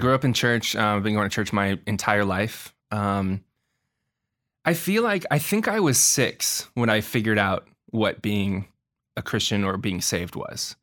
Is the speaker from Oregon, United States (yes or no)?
yes; Portland, Oregon, United States; moved away as an adult; also born or lived in Milwaukie-Oak Grove, Oregon; now in Los Angeles, United States; I'm from Portland, Oregon. Um, I was born and raised there